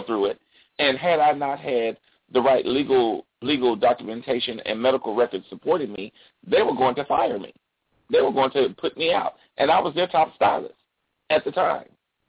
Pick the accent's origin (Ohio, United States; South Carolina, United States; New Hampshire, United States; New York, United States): South Carolina, United States; Like I said, I'm from South Carolina.